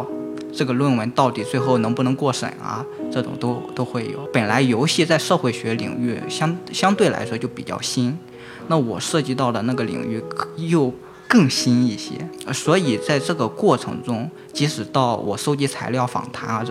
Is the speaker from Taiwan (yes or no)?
no; Shandong, China; now in Sichuan, China; 我现在在四川，但是我之前我是山东人，